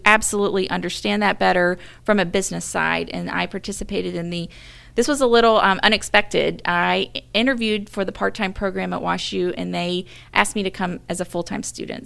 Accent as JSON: {"language": "English", "town": "Mobile", "region": "Alabama", "country": "United States", "tie": "born or raised there", "also_born_or_lived": "Birmingham, Alabama", "moved": "as an adult", "lives_now": "Saint Louis, United States", "said": "I grew up in Mobile, Alabama, really close to Mobile Bay"}